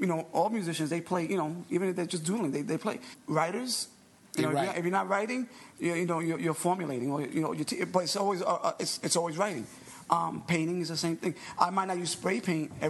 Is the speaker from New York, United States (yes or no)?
yes; New York, United States; New Yorker, you know, born and raised in New York